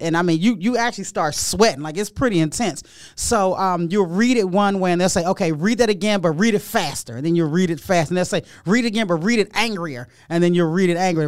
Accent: Prince George's County, Maryland, United States; I grew up in Prince George's County, Maryland

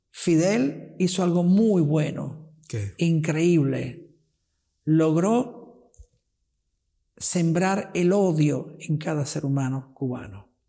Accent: Rocca di Papa, Lazio, Italy; born there; Yo nací en Roma, yo nací cerca de Roma, Roca di Papa.

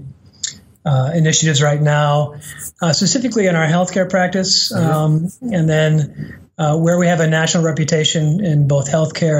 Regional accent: Midwest, United States; I'm from the Midwest

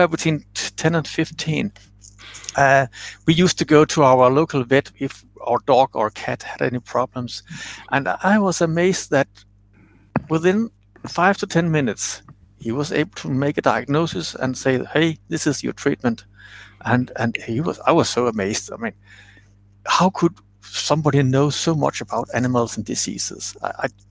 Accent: west Zealand, Denmark; So 1 hour from Copenhagen, that's where I grew up in the province

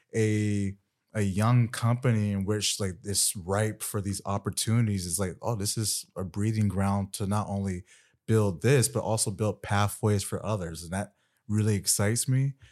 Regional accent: Winter Park, Florida, United States; moved away as an adult; also born or lived in Atlanta / Afghanistan; As a young black boy growing up in Winter Park, Florida

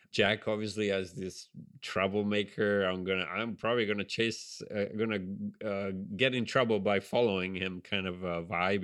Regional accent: Genoa, Liguria, Italy; accent: Italian; English is a second language; now in United States; I grew up in Genova on the on the Ligurian coast, the Italian Riviera

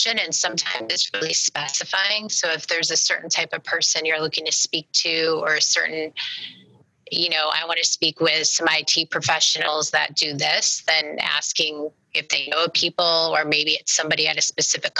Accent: Omaha, Nebraska, United States; I'm from Omaha

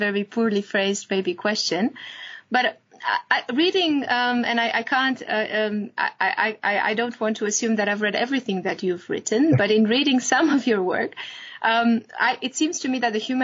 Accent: Romania; moved away; In my home country, which is Romania

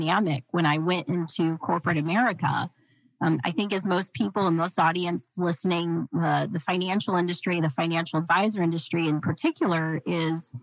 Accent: Clinton, Utah, United States; I was born and raised in Clinton, Utah, a very small town

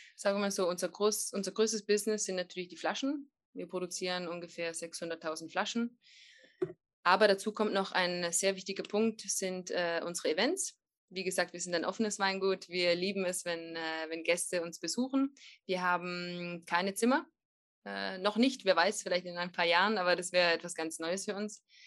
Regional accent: Trentino-Alto Adige, Italy; warum sitzt da eine Italienerin und spricht Deutsch? Wir sind eine gemischte Familie

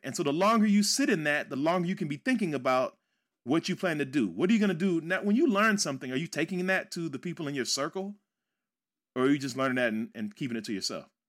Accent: Midwest, United States; moved away as an adult; also born or lived in West Coast; I grew up in the Midwest

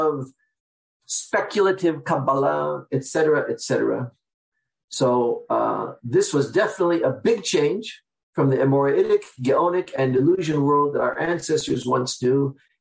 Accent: Seattle, Washington, United States; I'm from Seattle, Washington, where I am now

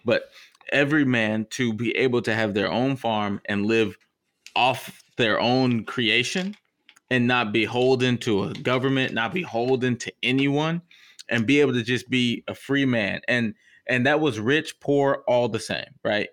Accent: Texas, United States; as a Texan

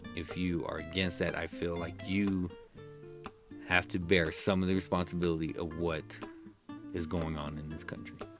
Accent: United States; I'm American

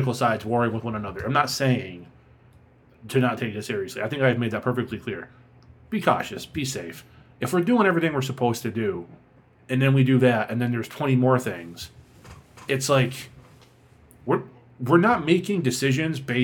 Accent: Boston, Massachusetts, United States; my hometown Boston

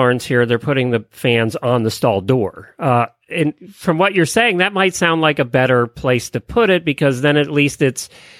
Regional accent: Pennsylvania, United States; now in Florida, United States; We grew up in Pennsylvania.

